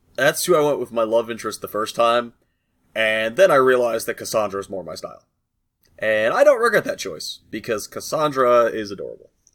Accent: United States; I'm American

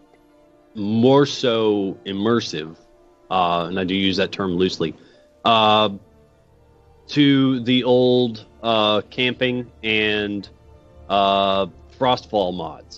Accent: Colorado, United States; I was born out in Colorado

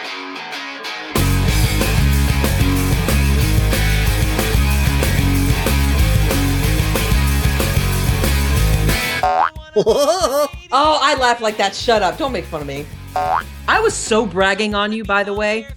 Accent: the South, United States; I'm from the South

